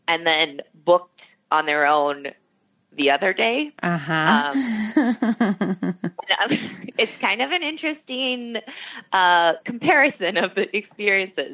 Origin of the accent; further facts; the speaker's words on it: Minnesota, United States; I'm from Minnesota and born and bred